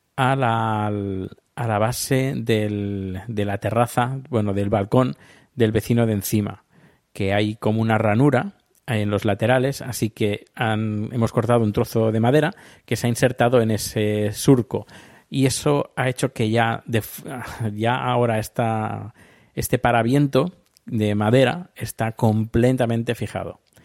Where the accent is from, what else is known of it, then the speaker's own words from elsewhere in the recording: Spain; yo soy de España